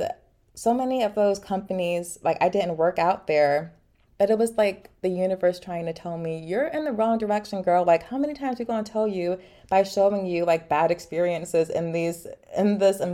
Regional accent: Philadelphia, Pennsylvania, United States; also born or lived in Boston; I'm from Philly initially

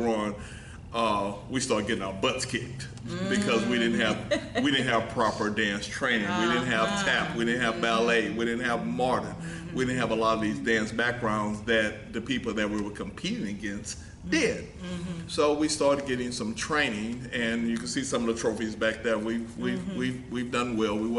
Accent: Houston, Texas, United States; A little black guy from Fifth Ward

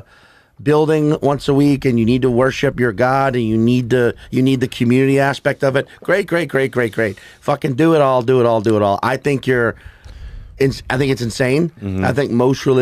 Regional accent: Louisiana, United States; moved away; I grew up in the South. If you grew up in the South, you are Catholic by default

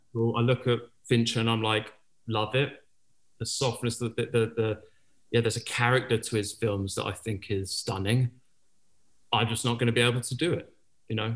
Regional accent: Penzance, South West England, United Kingdom; moved away as an adult; also born or lived in New York; I grew up in Penzance, Cornwall, and not a lot of filmmakers come out there

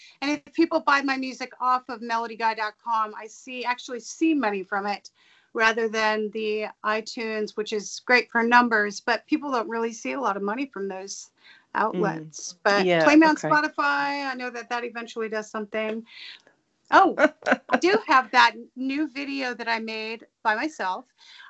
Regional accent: Simi Valley, California, United States; moved away; also born or lived in Oregon; I was born there, and then I grew up in Simi Valley, and then we all moved back there.

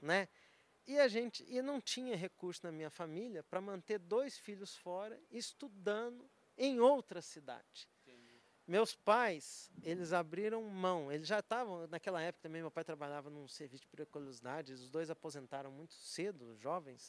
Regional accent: Conselheiro Lafaiete, Minas Gerais, Brazil; accent: mineiro; Eu sou mineiro, nascido na cidade é, do interior de Minas, chama Conselheiro Lafayette

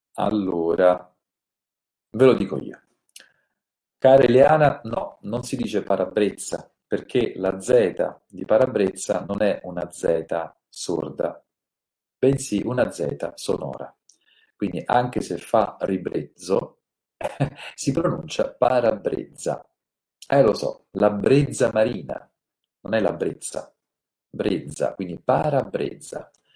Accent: Naples, Campania, Italy; io sono napoletano

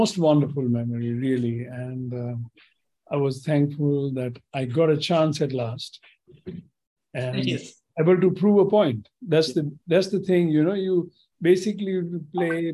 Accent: Kolkata, West Bengal, India; also born or lived in Rajkot, Gujarat, India; So I was born at Rajkot, but always lived my entire growing up life in Calcutta

